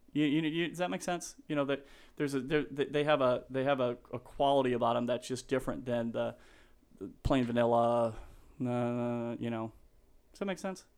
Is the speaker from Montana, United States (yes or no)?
no; Denver, Colorado, United States; I'm from Denver, Colorado